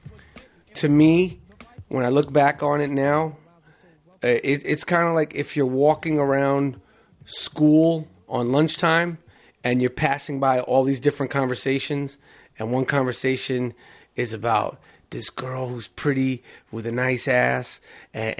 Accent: New York City, New York, United States; as a 18-year-old growing up in New York City

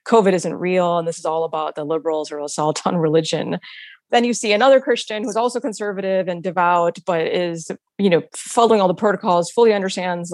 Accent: United States; an American Muslim and who, you know, sort of came of age in the post 9/11 landscape

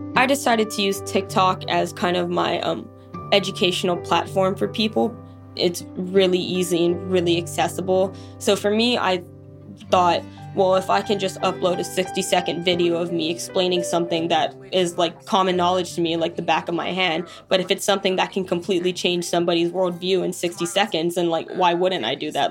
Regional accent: Kailua, Hawaii, United States; moved away as an adult; I am Native Hawaiian from Kailua on the island of Oahu in Hawaii

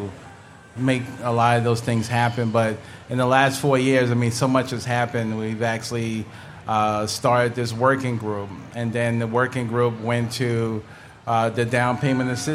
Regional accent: New York City, New York, United States; now in Minnesota, United States; I grew up in Harlem, five blocks from the Apollo

